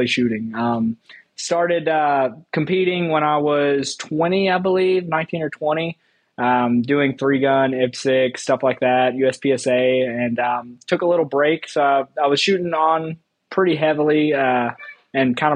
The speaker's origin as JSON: {"language": "English", "region": "Tennessee", "country": "United States", "tie": "born or raised there", "moved": "yes", "said": "I'm from Tennessee, Patriot State of shooting shit"}